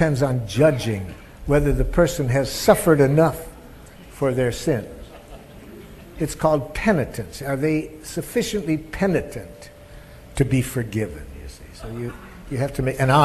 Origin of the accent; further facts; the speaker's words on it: Detroit, Michigan, United States; I grew up in Detroit, Michigan